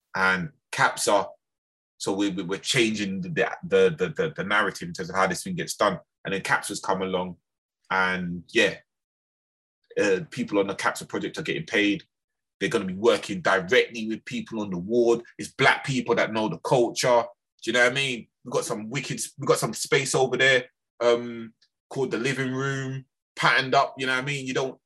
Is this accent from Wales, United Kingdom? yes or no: no; London, United Kingdom; I was from Lambeth